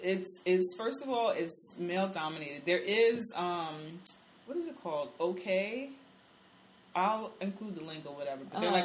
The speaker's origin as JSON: {"language": "English", "region": "New York", "country": "United States", "said": "and I'm from New York, and I mean I'm sure there are men. I've went to school down south"}